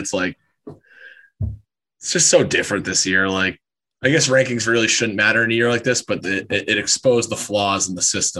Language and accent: English; Chicago, Illinois, United States; Yeah. Born and raised in Chicago too.